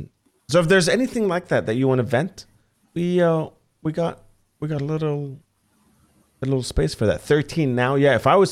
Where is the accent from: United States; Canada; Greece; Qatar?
Qatar; Doha; I was the only metalhead in an entire country in Qatar, like growing up in Doha, holy fuck.